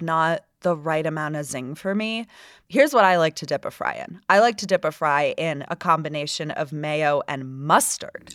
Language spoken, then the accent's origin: English; Florida, United States; now in Utah, United States; my home state of Florida